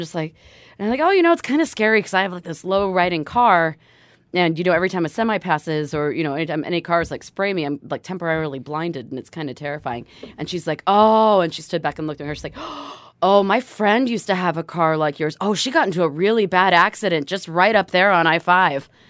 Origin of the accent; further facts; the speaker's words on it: Bremerton, Washington, United States; moved away; I myself am a proud Bremelo, which means I hail from Bremerton, Washington